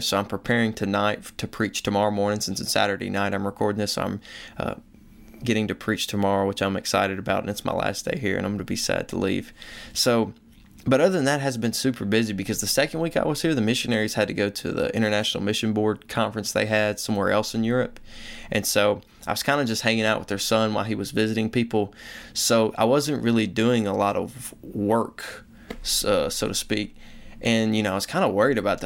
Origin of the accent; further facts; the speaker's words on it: the Bible Belt, United States; I grew up in the Bible Belt